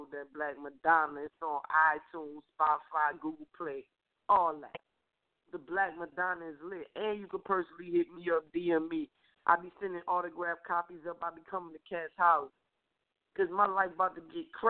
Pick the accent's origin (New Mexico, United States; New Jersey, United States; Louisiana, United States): Louisiana, United States; New Orleans; I'm from New Orleans